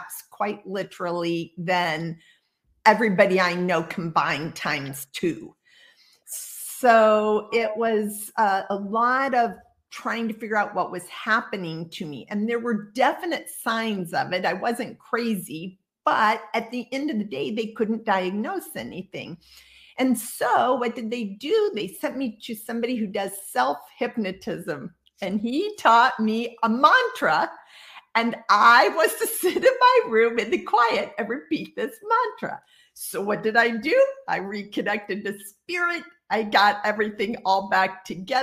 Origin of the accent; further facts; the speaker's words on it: Midwest, United States; I grew up in the Midwest in a relatively conservative space